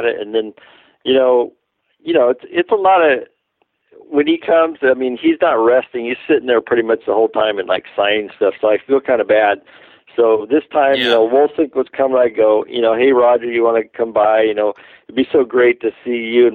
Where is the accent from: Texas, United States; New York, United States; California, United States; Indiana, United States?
California, United States; El Cajon; We grew up together here in the El Cajon, San Diego area